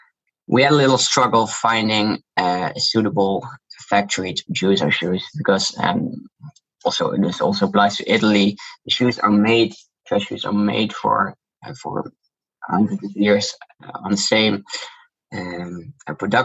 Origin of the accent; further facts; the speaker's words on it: Netherlands; accent: Dutch; English is a second language; You can hear from my accent, I'm Dutch. And I also grew up in Holland